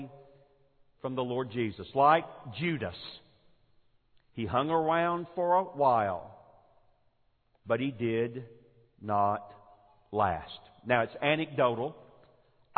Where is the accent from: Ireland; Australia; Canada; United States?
United States; Forest Park, Georgia; moved away; the church that I grew up in Forest Park, Georgia